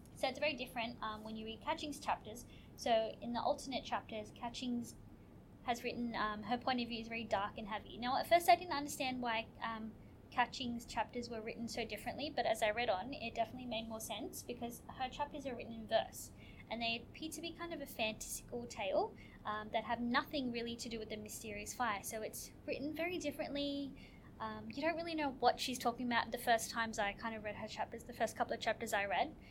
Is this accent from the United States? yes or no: no; Australia; as a young person growing up in Australia